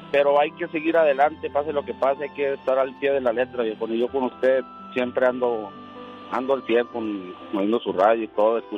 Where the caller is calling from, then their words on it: Durango, Mexico; De aquí de Durango, de parte de Durango, viejón.